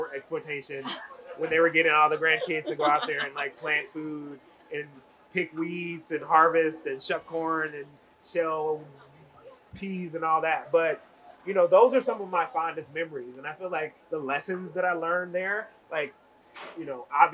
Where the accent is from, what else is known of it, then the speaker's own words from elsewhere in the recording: Memphis, Tennessee, United States; I grew up in the South. I'm from Memphis, Tennessee, and my family came from the rural South, Mississippi, Tennessee, Arkansas